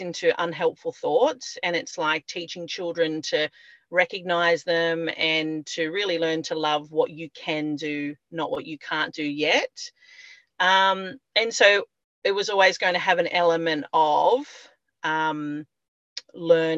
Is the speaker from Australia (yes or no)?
yes; Byron Bay, New South Wales, Australia; I grew up in Byron Bay